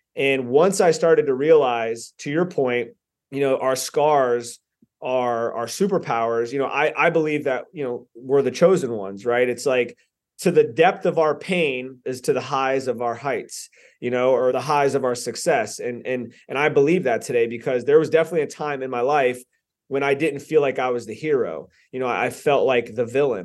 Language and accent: English; Lantana, Florida, United States; also born or lived in Boynton Beach, Florida / Delray Beach, Florida; I grew up in Lantana, Lake Worth area